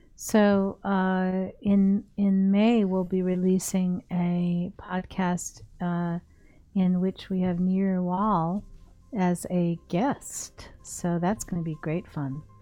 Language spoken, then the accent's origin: English; United States; as an American